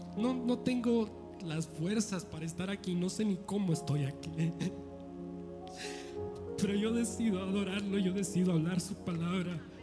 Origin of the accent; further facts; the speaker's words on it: Mexico; soy mexicano